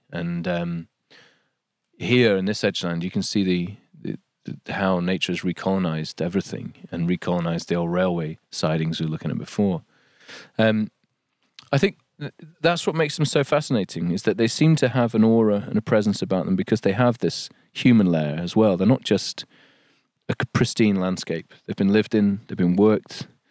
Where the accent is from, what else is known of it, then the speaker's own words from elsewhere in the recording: Yorkshire and the Humber, United Kingdom; moved away as an adult; also born or lived in London; There's something about this place, there's something about Yorkshire